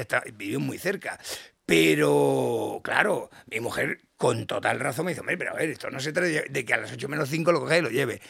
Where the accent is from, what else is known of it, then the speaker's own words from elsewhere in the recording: Badalona, Catalonia, Spain; soy el menor de 11 hermanos, nací en Badalona eh, y soy el pequeño